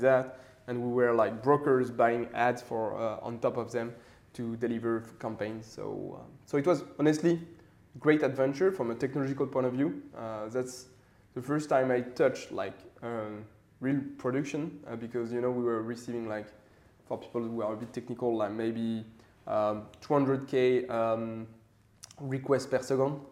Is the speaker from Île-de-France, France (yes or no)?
yes; Paris, Île-de-France, France; I grew up in Paris, so uh, quite classical for a French guy.